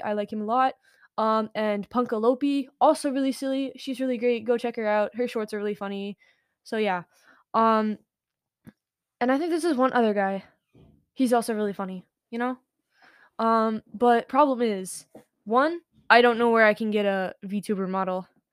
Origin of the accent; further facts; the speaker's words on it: United States; I'm American.